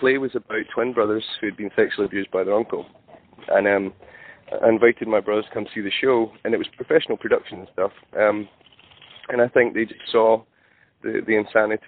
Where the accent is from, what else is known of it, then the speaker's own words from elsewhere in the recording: Scotland, United Kingdom; I'm from Scotland